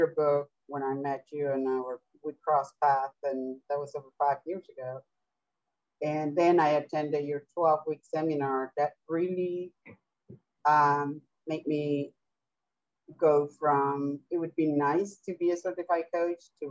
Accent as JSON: {"language": "English", "country": "Venezuela", "second_language": "English", "moved": "yes", "said": "I am originally from Venezuela, and I came here to study English, so that's my second language"}